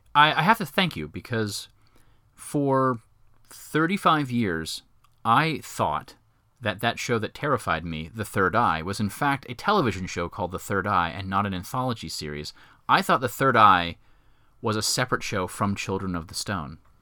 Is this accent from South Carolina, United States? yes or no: yes; Myrtle Beach, South Carolina, United States; I grew up in Myrtle Beach, South Carolina